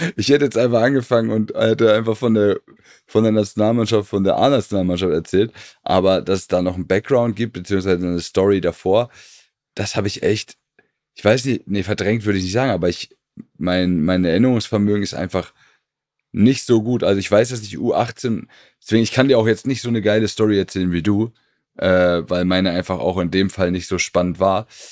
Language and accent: German; Hamburg, Germany; da ich ja aus Hamburg komme, beziehungsweise Stadtrand von Hamburg